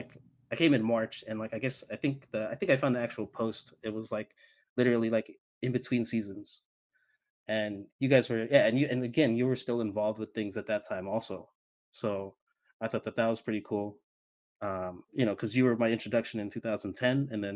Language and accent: English; Alaska, United States; moved away as an adult; now in Arizona, United States; I'm the guy from Alaska.